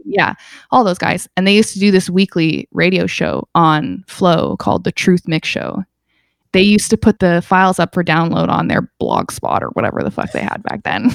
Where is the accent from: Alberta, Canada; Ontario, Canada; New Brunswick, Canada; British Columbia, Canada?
Alberta, Canada; Calgary; also born or lived in England; now in Toronto, Canada; I grew up in Calgary